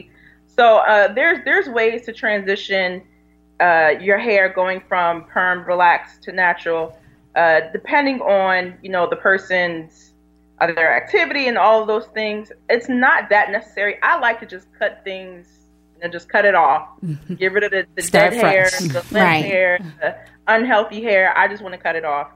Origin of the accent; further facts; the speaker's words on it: Philadelphia, Pennsylvania, United States; I grew up in Philadelphia. I grew up West Philadelphia